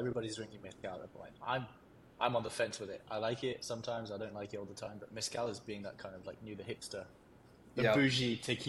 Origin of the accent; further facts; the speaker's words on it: United Kingdom; now in Switzerland; I'll redeem myself. I pay my taxes in Switzerland, mate, so I guess I'm more Swiss than